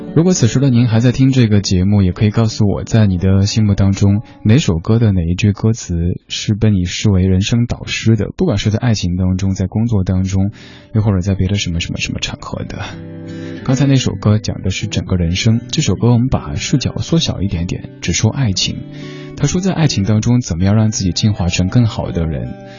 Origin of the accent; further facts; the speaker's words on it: Chengdu, Sichuan, China; now in Beijing, China; 我的家乡成都